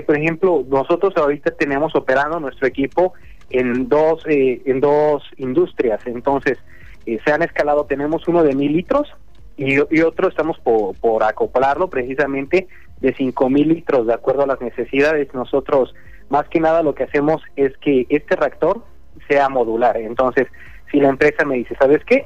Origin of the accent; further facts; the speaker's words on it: Mexico; aquí en mi, en mi país en México